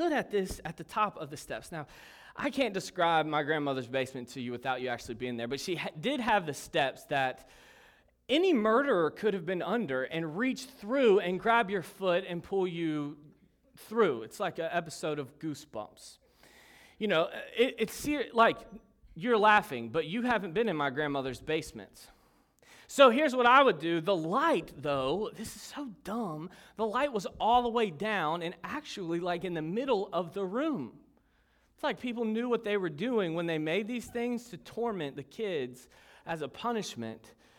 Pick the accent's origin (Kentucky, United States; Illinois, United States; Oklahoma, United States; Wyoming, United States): Kentucky, United States; moved away; I'm originally from Kentucky, and northern Kentucky. It's not really Kentucky. It's more Ohio than it is Kentucky.